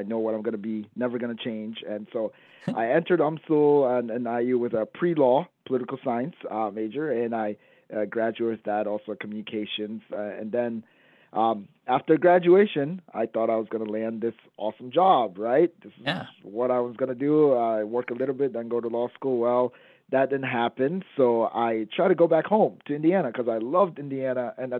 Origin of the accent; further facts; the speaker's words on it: Gambia; now in United States; Yeah, so I'm Gambian American. So I'm originally from Gambia, West Africa, which is a tiny, tiny spot in West Africa.